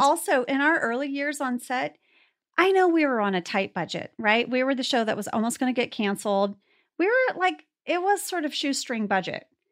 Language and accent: English; North Texas, United States; my hometown is pretty small, you know, in, uh, North Texas